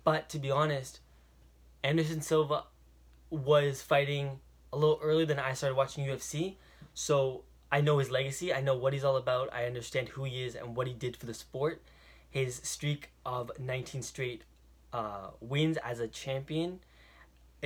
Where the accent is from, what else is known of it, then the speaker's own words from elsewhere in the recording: Toronto, Ontario, Canada; I am from Toronto, Canada